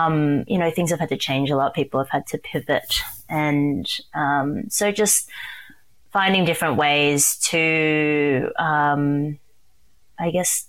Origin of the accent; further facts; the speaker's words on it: Sydney, New South Wales, Australia; I can say that I was born and raised in Sydney. I am a first generation Chinese to Malaysian born parents.